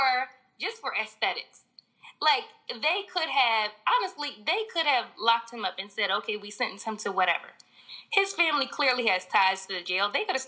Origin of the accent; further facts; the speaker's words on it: Philadelphia, Pennsylvania, United States; I'm from West Oak Lane, so okay. It's like uptown.